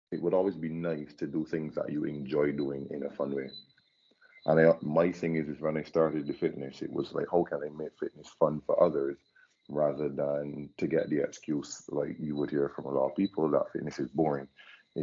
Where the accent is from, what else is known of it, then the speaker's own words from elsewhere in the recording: Barbados; also born or lived in England; from Barbados